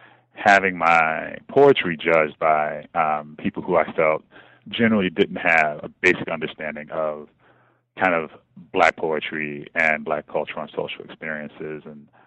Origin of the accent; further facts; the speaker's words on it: Kansas City, Missouri, United States; I am originally from Kansas City, Missouri, born and raised and kind of in the center of the city, what we would call South